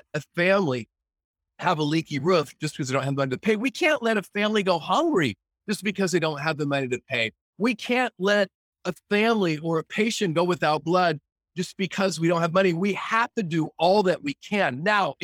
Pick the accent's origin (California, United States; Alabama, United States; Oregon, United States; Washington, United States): Oregon, United States; growing up in Oregon, growing up in a timber town